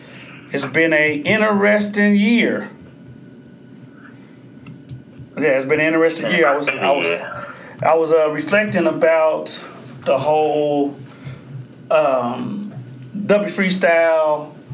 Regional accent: Oklahoma, United States; I grew up in Oklahoma

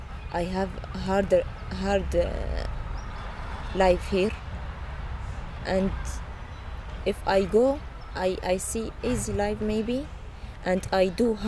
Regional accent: Deir ez-Zor, Deir ez-Zor Governorate, Syria; English is a second language; And … from Deir ez-Zor, and … from Deir ez-Zor, same city.

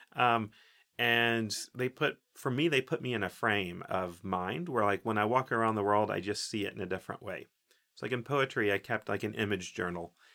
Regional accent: Oak Ridge, Tennessee, United States; I grew up in Oak Ridge, Tennessee, which is, so it's Tennessee, East Tennessee

